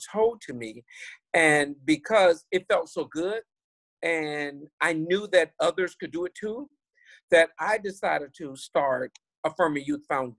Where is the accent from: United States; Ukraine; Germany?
United States; Miami, Florida; I grew up in Liberty City, Scott Projects in Miami, Florida